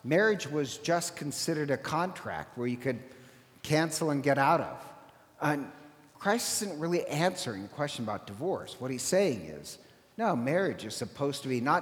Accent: Ireland; I'm Irish

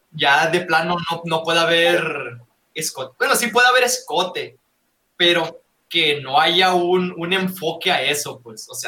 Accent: Guasave, Sinaloa, Mexico; yo soy, yo soy de Guasave, güey, de Guasave, Sinaloa.

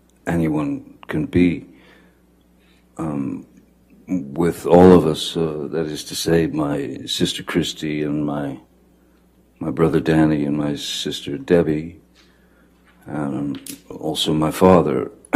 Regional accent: Kentucky, United States; born there; I was born in Kentucky, and then we moved, in which we moved around quite a lot when I was a kid.

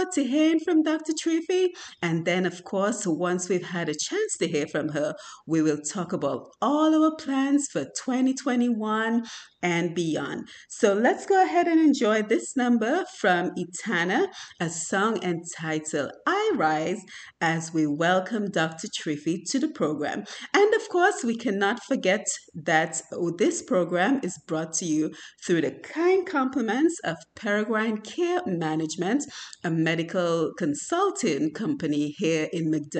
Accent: Dominica; now in Atlanta, United States; we're both from Dominica

